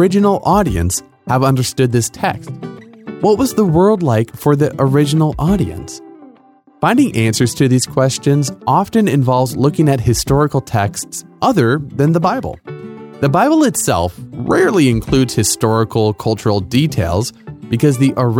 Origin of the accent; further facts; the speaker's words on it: United States; I'm from America